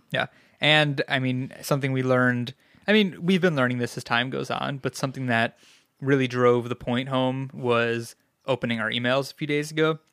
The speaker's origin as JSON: {"language": "English", "region": "New York", "country": "United States", "moved": "yes", "said": "as a New Yorker"}